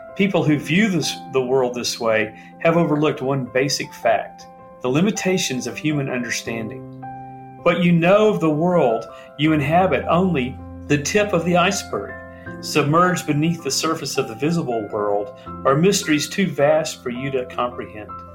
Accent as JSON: {"language": "English", "town": "Dallas", "region": "Texas", "country": "United States", "moved": "as an adult", "lives_now": "Haiti", "said": "we're generations from Dallas, Texas"}